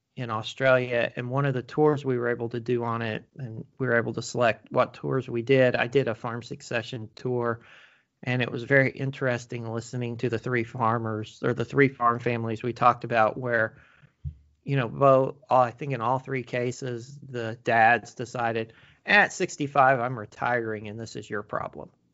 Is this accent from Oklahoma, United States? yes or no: yes; Oklahoma, United States; moved away; also born or lived in Maryland; I'm originally from Oklahoma, and I know how it is in Oklahoma